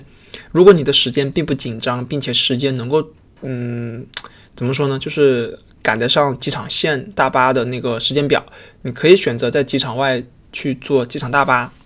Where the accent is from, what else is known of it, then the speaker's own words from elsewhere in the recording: Hainan, China; now in Beijing, China; 是从小生活在一个海边城市，